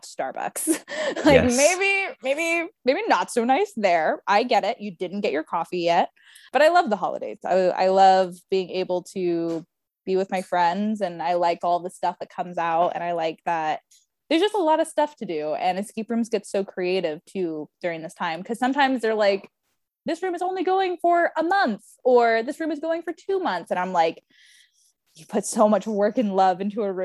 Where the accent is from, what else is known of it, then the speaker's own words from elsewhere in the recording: California, United States; I come from California.